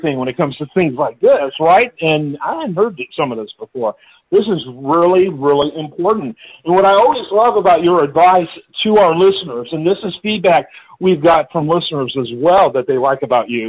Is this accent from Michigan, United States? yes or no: yes; Detroit, Michigan, United States; I grew up in Michigan, which went back when I grew up in Michigan in the Detroit area